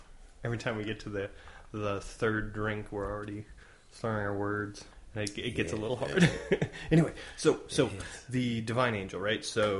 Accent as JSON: {"language": "English", "country": "United States", "tie": "born or raised there", "said": "as a kid growing up in America"}